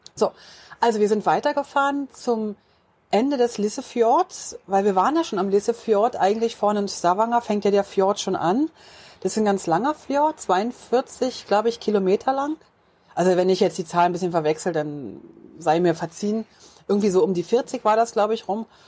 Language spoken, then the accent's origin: German; Switzerland; Wir kommen aus der Schweiz und da ist es schon richtig, richtig schön